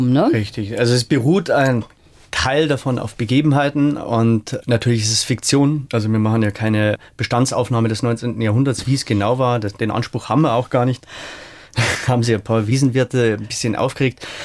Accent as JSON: {"language": "German", "town": "Rosenheim", "region": "Bavaria", "country": "Germany", "said": "wir haben ja in Rosenheim, wo ich herkomme, ein kleineres Herbstfest und das hat mir eigentlich völlig gereicht."}